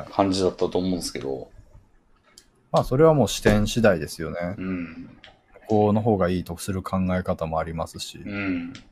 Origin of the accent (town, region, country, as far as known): Kobe, Hyogo, Japan; born or raised there; moved away as an adult; now in Tokyo, Japan